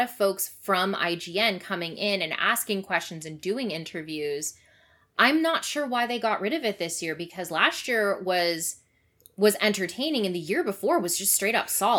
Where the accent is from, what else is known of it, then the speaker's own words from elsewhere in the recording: Canada; as a Canadian